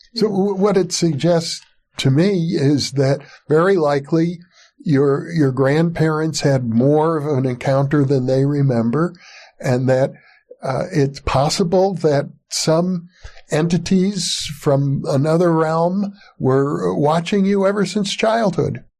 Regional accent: Wisconsin, United States; moved away; I grew up in Wisconsin

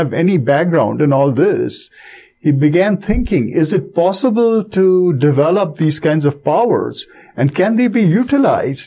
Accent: India; moved away; growing up in India and learning this language, being familiar to some extent with the traditions

